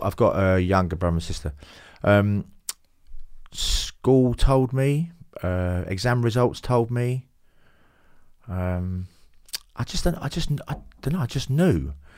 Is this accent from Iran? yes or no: no; London, United Kingdom; now in Hove, United Kingdom; I do come from Hackney, yeah. I come from the East End, uh, born there in the s, in May sixty-eight.